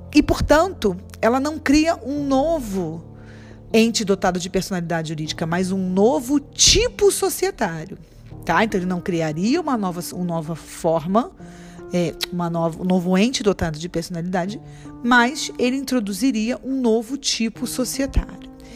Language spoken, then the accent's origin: Portuguese; Rio de Janeiro, Brazil; accent: carioca; nós cariocas